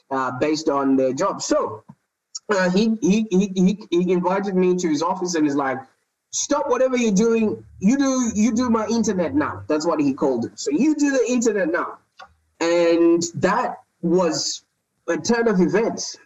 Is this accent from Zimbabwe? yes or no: yes; Zimbabwe; moved away as an adult; now in Melbourne, Australia; I was born in Zimbabwe. I don't know if you know where that is. That's in the southern part of Africa. And I moved to Australia about 10 years ago